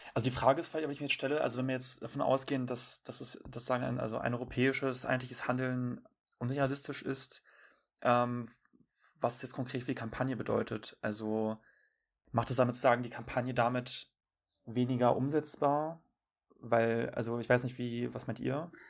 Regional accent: North Rhine-Westphalia, Germany; ich komme aus NRW

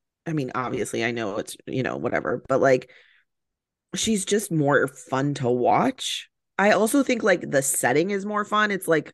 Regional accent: Chicago, Illinois, United States

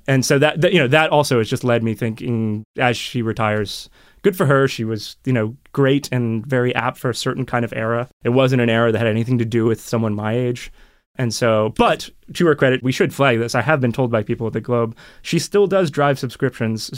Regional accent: United States; also born or lived in Europe; now in Toronto, Canada; I had just moved to Toronto in twenty twelve from Europe for a few years, and I grew up in America.

